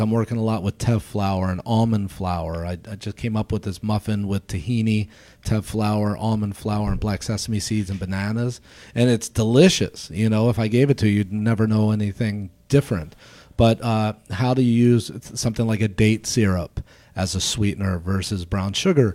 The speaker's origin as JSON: {"language": "English", "town": "Baltimore", "region": "Maryland", "country": "United States", "moved": "yes", "lives_now": "Chicago, United States", "said": "I'm from Baltimore originally"}